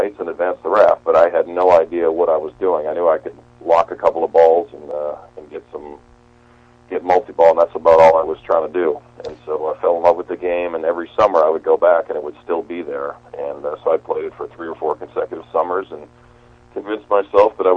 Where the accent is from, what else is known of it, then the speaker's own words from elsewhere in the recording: Winnipeg, Manitoba, Canada; moved away as an adult; also born or lived in Seattle; I grew up in Winnipeg, which is the Slurpee capital of the world